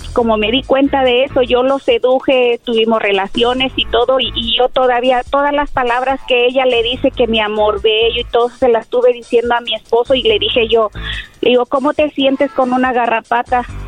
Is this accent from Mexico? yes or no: yes; Mexico; soy mexicana